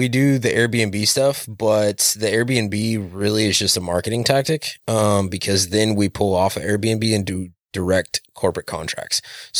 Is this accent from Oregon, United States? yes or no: yes; Hermiston, Oregon, United States; Hermiston is hometown. I grew up outside of Hermiston for most of it, but yeah, this is my stomping grounds.